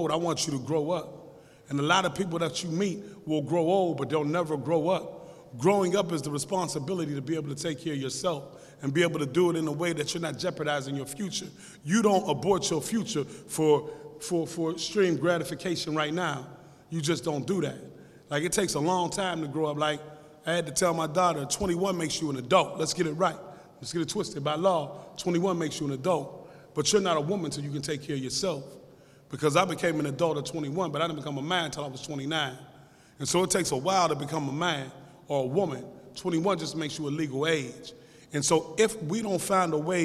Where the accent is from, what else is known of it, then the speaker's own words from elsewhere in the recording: Pittsburgh, Pennsylvania, United States; I come from Larmer, East Liberty, Larmer area. I was right on Larmer in Broad Street